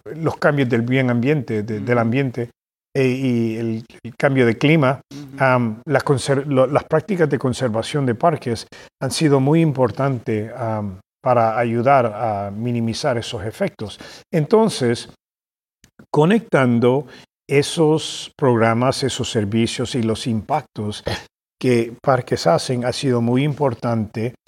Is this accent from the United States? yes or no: yes; Boston, Massachusetts, United States; also born or lived in California / El Salvador; nos regresamos a los Estados Unidos y crecí yo en Boston, Massachusetts